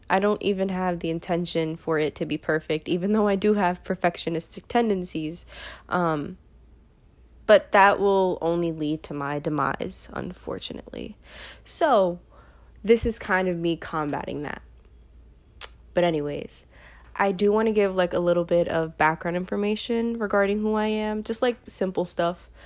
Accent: New York City, New York, United States; I am from New York, from Brooklyn, New York

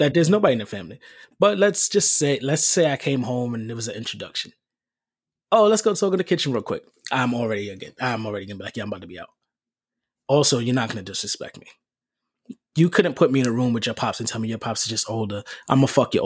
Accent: New York City, New York, United States; I'm from the Bronx and I didn't start meeting adult white people, like even people of my age, white, until I got to high school. There's no white people in my neighborhood

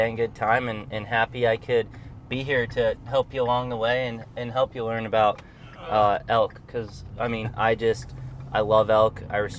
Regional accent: Deer Lodge, Montana, United States; I grew up elk hunting in Montana. I grew up in a small town in the mountains in Montana.

